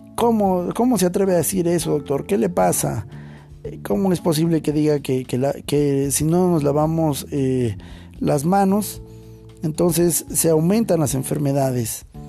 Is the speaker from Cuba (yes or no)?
no; Mexico; Todos los mexicanos se acuerdan que somos mexicanos